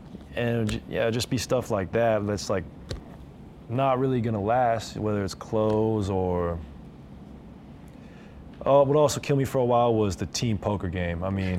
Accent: Oregon, United States; moved away; also born or lived in Los Angeles / Pullman, Washington; I grew up in Oregon

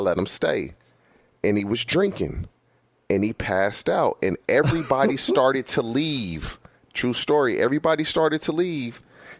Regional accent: California, United States; being in California my entire life.

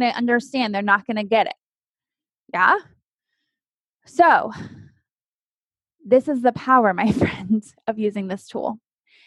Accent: Texas, United States; I grew up in Texas

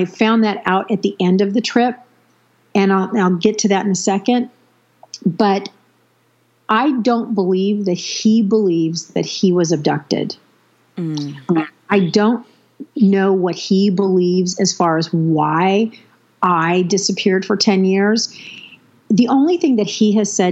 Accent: San Diego, California, United States; moved away; family that I was raised with down in the San Diego, California area

